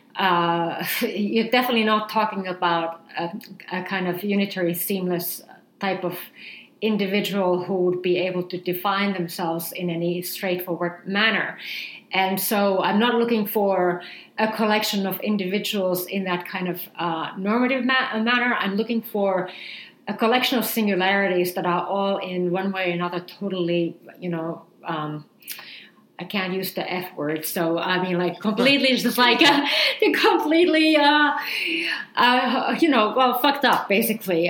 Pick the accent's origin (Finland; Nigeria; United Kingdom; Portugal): Finland; when I was growing up in Finland